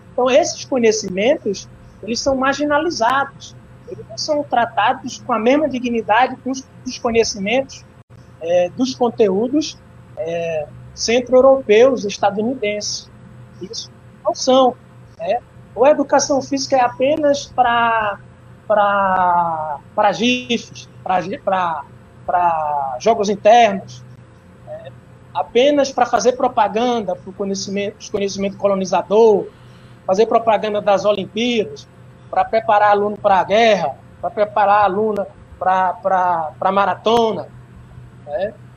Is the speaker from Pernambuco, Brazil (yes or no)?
yes; Moreilândia, Pernambuco, Brazil; also born or lived in Juazeiro do Norte, Ceará; eu nasci em Juazeiro do, do Norte, Ceará, mas fui criado em Morelândia, Pernambuco